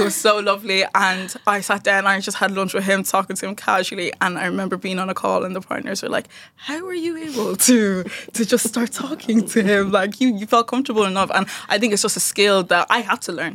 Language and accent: English; Dundalk, County Louth, Ireland; from Dundalk